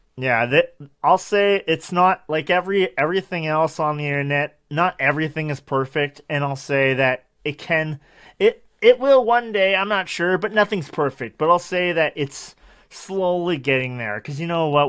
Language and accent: English; Canada; I'm Canadian